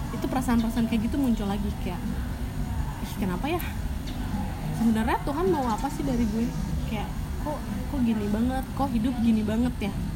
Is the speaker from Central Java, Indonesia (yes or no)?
no; Sumedang, West Java, Indonesia; also born or lived in Bandung; gue orang Sunda